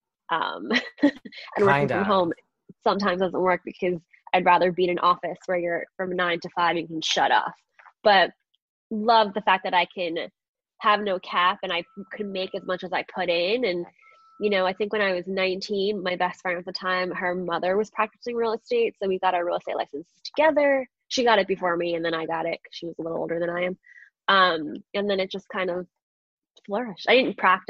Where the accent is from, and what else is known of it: Long Island, New York, United States; born or raised there; also born or lived in Astoria, Queens, New York